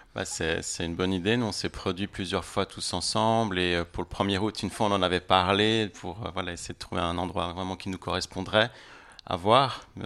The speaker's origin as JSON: {"language": "French", "country": "Switzerland", "tie": "born or raised there", "said": "je suis moitié chilien, moitié colombien. je suis né en Suisse"}